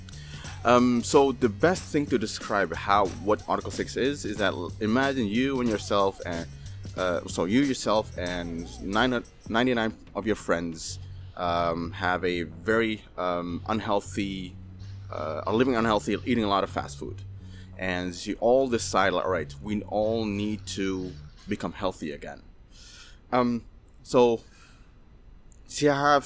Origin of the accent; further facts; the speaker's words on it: Maluku, Indonesia; I'm from Maluku, from the Alifuru, the indigenous Alifuru people